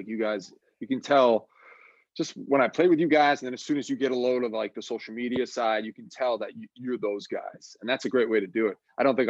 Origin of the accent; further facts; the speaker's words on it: Texas, United States; We didn't even know these guys at the time because, we're coming from Texas.